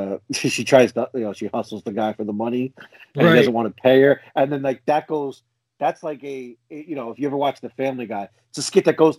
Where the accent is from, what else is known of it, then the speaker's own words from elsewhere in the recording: New Jersey, United States; I'm from Jersey